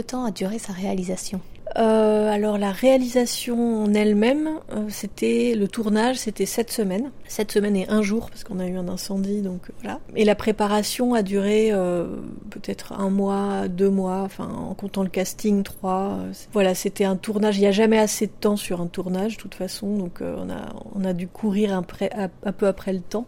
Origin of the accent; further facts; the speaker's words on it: France; quand on vient de, de la France